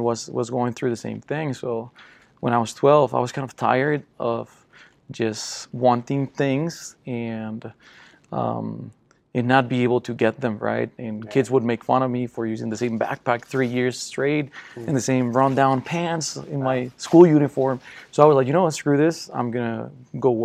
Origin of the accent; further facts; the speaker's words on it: Costa Rica; English is a second language; moved away as an adult; now in United States; I'm from Costa Rica, born and raised